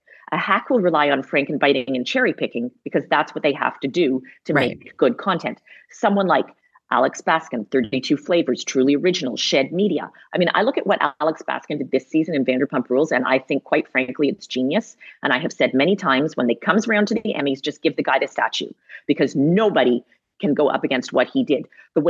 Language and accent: English; Montreal, Quebec, Canada; you know, I'm from Montreal. Cool. I went to McGill.